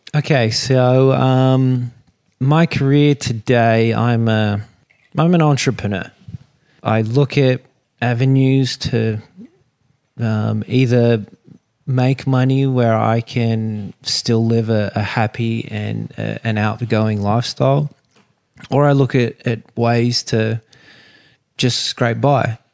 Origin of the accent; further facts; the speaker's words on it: Sydney, New South Wales, Australia; growing up on Sydney Harbour